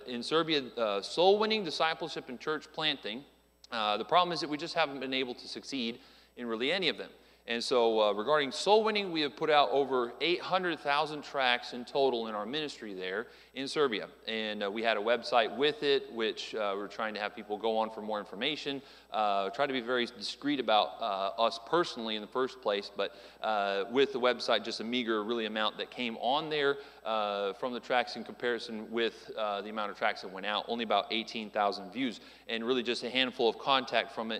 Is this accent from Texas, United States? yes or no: no; Phoenix, Arizona, United States; moved away; I was born there in Phoenix, Arizona